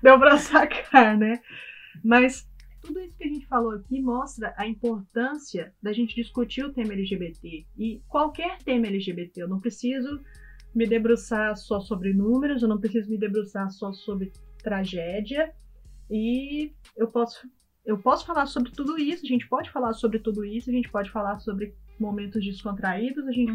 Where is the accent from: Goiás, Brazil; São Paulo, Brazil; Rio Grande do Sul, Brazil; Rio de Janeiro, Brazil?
Goiás, Brazil; Goiânia; moved away as an adult; now in London, United Kingdom; nós somos de, nós somos de Goiás, Goiânia